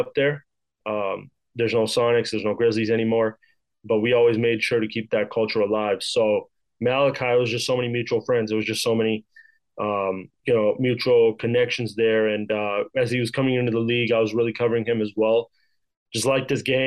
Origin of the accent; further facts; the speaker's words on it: Vancouver, British Columbia, Canada; I'm from Vancouver